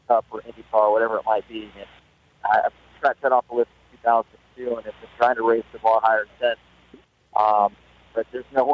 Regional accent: Southern California, United States; growing up in Southern California, all my heroes were motocross and off-road

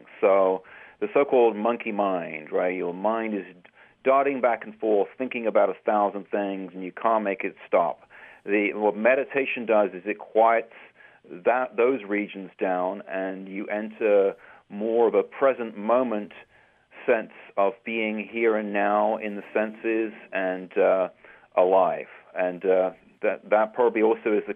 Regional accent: England, United Kingdom; growing up in England many years ago

